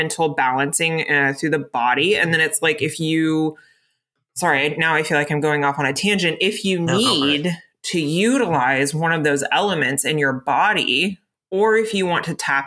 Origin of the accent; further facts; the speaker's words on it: Florida, United States; now in Pacific Northwest, United States; I grew up in Florida. I grew up in a hurricane zone